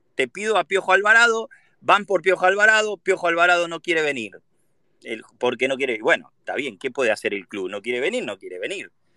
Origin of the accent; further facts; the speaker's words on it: Argentina; now in United States; vengo de Argentina